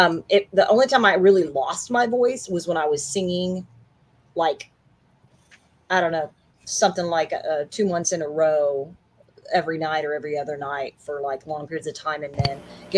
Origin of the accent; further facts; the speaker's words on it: Memphis, Tennessee, United States; being from the South, and I was from Memphis, Tennessee. I'm from Memphis, Tennessee, and I live in North Texas, you know, DFW, which is Dallas Fort Worth